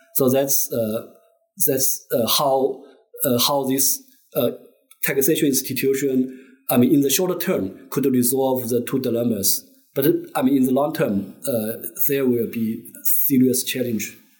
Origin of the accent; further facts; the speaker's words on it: Zhejiang, China; moved away as an adult; now in Beijing, China; I was born and raised in uh, Zhejiang province, actually like in uh, rural in, in a village in uh, middle Zhejiang